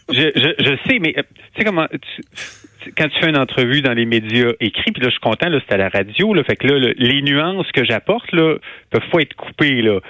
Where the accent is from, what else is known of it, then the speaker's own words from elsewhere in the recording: Quebec City, Quebec, Canada; moved away; also born or lived in Montreal / Rouyn-Noranda / Hull; je suis né à Québec, j'ai grandi à Québec